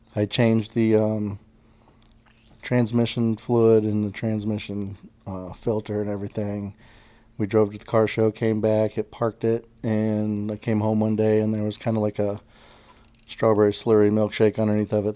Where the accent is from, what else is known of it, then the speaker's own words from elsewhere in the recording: Lake Monroe, Indiana, United States; my dad's parents in Indiana, they ended up having a houseboat, and we grew up on Lake Monroe.